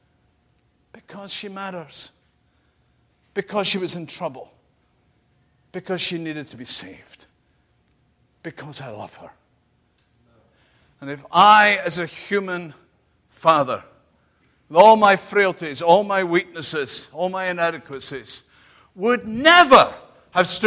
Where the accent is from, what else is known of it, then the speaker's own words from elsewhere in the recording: United Kingdom; I'm British